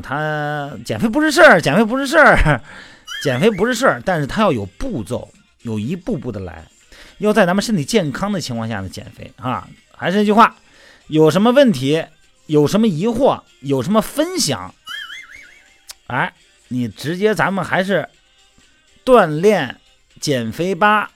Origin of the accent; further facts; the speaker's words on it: China; 咱们是中国人